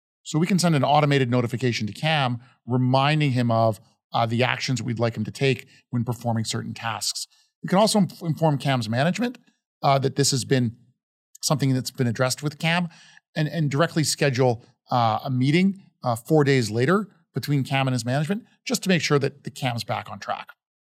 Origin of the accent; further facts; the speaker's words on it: Calgary, Alberta, Canada; now in United States; So certainly we grew up in Calgary, right?